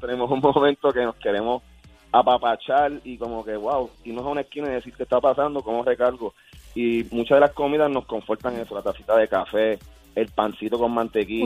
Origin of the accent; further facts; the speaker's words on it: Puerto Rico; now in Caguas, Puerto Rico; nosotros como puertorriqueños